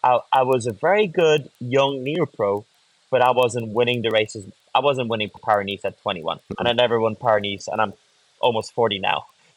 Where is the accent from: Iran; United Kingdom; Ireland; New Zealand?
Ireland; So I quickly realized that that was something that was always going to be around me, especially growing up in Ireland.